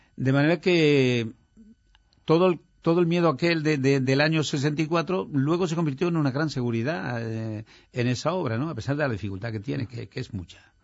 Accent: Bujalance, Andalusia, Spain; moved away as an adult; also born or lived in Madrid; yo adoro mi pueblo porque allí he nacido, allí han nacido mis padres, mis hermanos y todos.

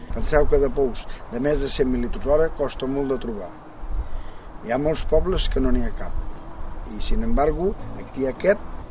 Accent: Vespella de Gaià, Catalonia, Spain; del meu poble, de Vespella de Gallà

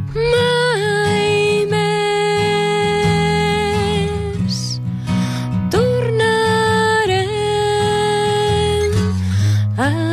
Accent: Barcelona, Catalonia, Spain; jo soc de Barcelona

